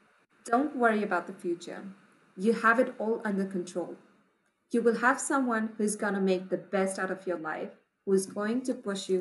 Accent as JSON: {"language": "English", "town": "Patna", "region": "Bihar", "country": "India", "tie": "born or raised there", "said": "I was born in a very small suburbs of Patna, which is the second largest city in the eastern part of India. So I was lucky to be born to a parents with a stable income, happy middle-class family, but the neighborhood that I lived in was relatively poor"}